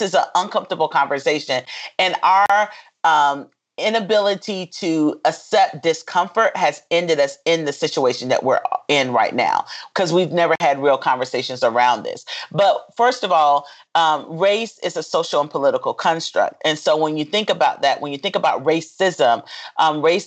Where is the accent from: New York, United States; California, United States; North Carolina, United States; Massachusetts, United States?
North Carolina, United States; Fayetteville; I'm originally from a small town called Fayetteville, which is a military community because my father was in the military and my grandfather was in the military